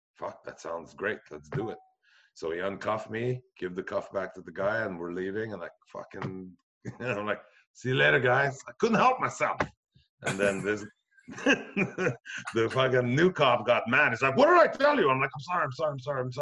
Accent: Brossard, Quebec, Canada; I'm from Brassard, Quebec

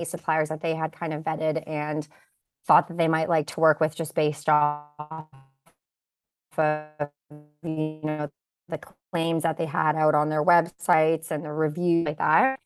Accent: Kitchener, Ontario, Canada; born or raised there; also born or lived in Bosnia / Waterloo

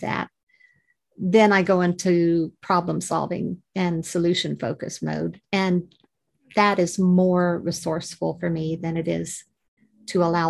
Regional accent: Missouri, United States; moved away as an adult; also born or lived in Georgia, United States; now in United Kingdom; I originate from Missouri

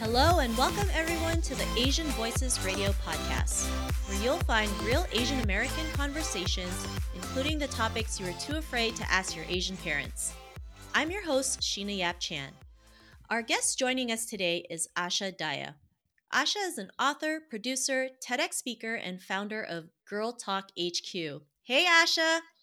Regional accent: Toronto, Ontario, Canada; I grew up in Toronto, Canada

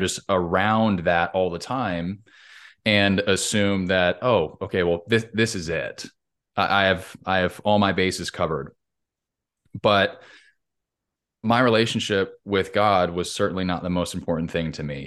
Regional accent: Southern California, United States; I grew up in Southern Cal, California

